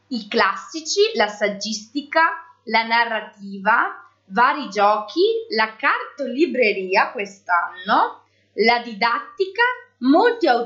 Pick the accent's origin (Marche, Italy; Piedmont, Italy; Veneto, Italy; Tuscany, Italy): Veneto, Italy; Borgoricco; io invece vengo da Borgoricco Centro.